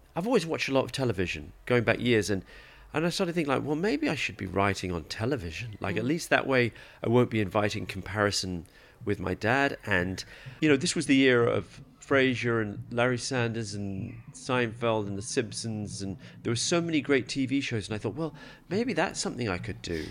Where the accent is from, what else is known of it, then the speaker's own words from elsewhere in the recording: England, United Kingdom; I grew up in England, so I support England